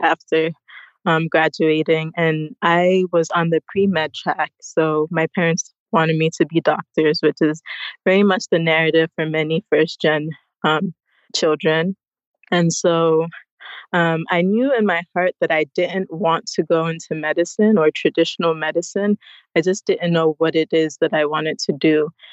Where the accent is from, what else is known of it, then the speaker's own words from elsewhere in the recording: United States; moved away as an adult; now in Ghana; I was born in the United States